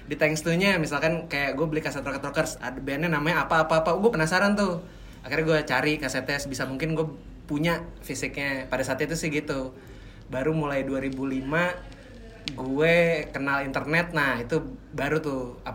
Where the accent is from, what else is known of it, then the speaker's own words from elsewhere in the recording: Pamulang, Banten, Indonesia; karena gue besar dan tumbuh di Pamulang